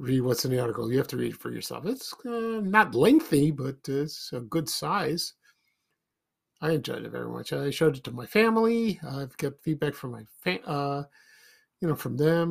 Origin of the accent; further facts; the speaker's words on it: Chicago, Illinois, United States; I grew up in South Shore, Roseland, and then to Ashburn